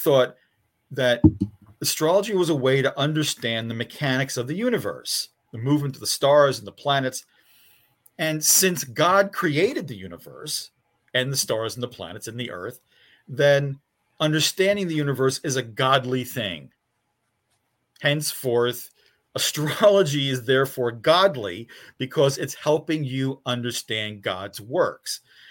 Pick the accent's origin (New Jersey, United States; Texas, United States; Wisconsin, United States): New Jersey, United States; Newark; I'm a city kid. I was born and raised in the Ironbound section of Newark.